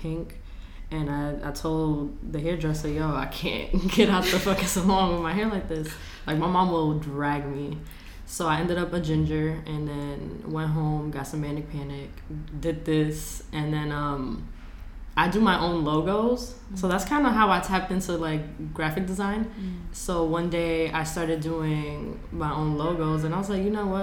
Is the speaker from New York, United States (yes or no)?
yes; New York City, New York, United States; I'm from the Bronx, born and raised.